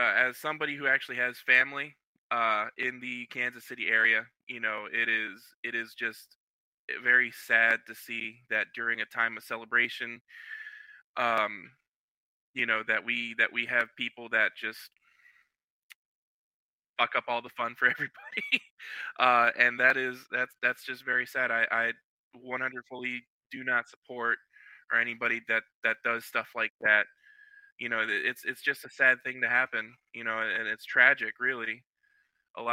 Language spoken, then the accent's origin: English; Puerto Rico; Born and raised in Puerto Rico